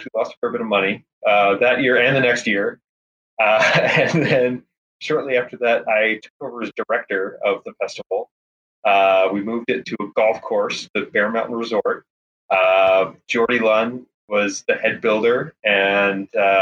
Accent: Victoria, British Columbia, Canada; moved away as an adult; now in Portland, United States; I'm from Victoria, BC originally. Just moved down to Portland too.

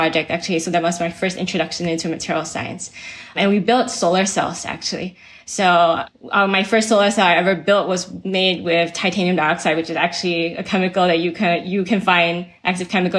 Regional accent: Singapore; moved away as an adult; also born or lived in Austin, Texas / New York City / Bay Area; I was raised in Singapore

